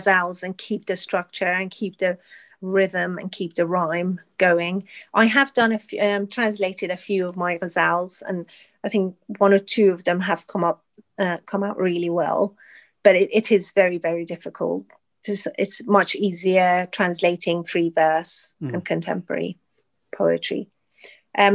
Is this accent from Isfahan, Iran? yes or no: yes; Isfahan, Iran; also born or lived in Tehran; now in United Kingdom; I was born in Tehran, the capital. And then when I was quite young, my father, who was an engineer, because of his job, he moved us to Isfahan